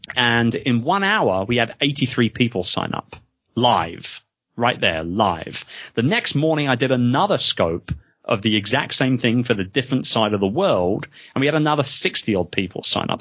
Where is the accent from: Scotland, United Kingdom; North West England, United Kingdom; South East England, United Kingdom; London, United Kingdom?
London, United Kingdom; moved away; being a Londoner myself